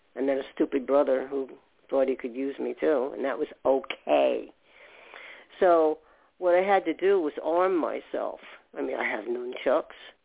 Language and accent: English; New York, United States; I was born in New York